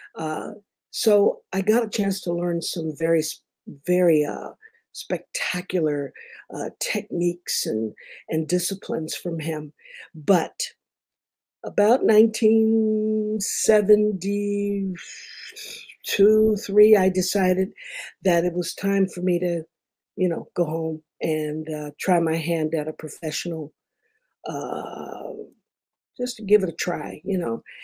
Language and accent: English; Detroit, Michigan, United States; moved away; also born or lived in Memphis, Tennessee / Kalamazoo, Michigan / Los Angeles, California; I'm from Detroit. Originally, I'm from Memphis, but we moved to Detroit in about 63 because my mother was also in radio